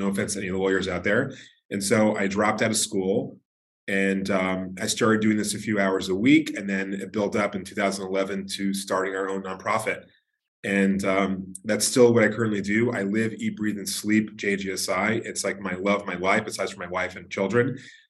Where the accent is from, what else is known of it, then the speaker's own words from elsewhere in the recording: New York City, New York, United States; I was born and raised in Brooklyn, New York. I first was raised in Canarsie, Brooklyn, properly pronounced Canarsie, Brooklyn.